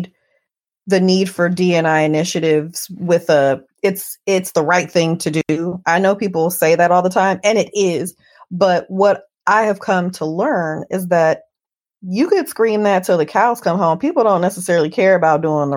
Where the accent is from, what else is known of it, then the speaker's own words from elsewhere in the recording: Oakland, California, United States; I'm an Oakland native.